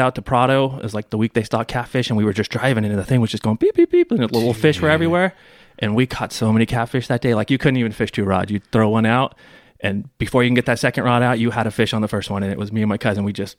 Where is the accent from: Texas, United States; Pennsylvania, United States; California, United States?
California, United States; San Dimas; now in Rancho Cucamonga, United States; I grew up in San Dimas.